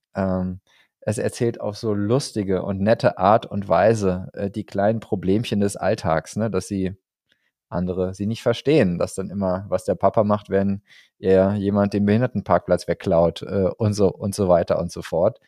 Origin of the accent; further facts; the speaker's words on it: Lemgo, North Rhine-Westphalia, Germany; moved away; Lemgo, ne, da komme ich sozusagen gebürtig her. Also ähm, da gibt's, da habe ich zumindest meine, meine Schulzeit verbracht.